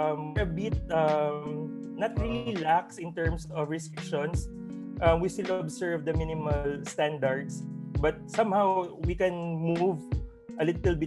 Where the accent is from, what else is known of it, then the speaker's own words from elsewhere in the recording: Bacolod, Negros Island Region, Philippines; moved away as an adult; now in Ozamiz, Philippines; I'm originally from Bacolod